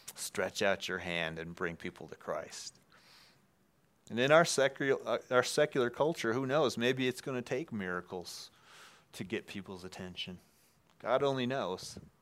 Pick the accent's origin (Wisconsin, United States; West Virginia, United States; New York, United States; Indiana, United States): Wisconsin, United States; moved away; we're both from Wisconsin